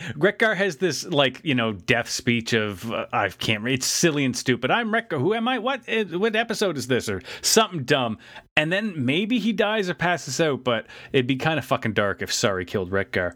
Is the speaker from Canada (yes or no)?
yes; Canada; as a Canadian